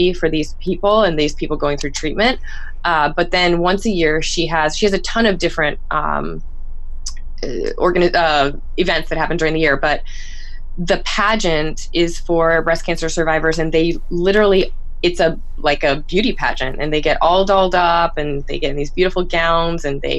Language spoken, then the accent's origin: English; Florida, United States; moved away; I'm from Florida.